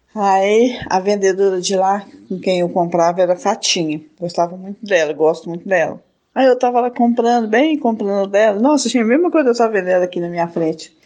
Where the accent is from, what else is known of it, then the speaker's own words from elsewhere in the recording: Barbacena, Minas Gerais, Brazil; quando eu era criança pequena lá em Barbatena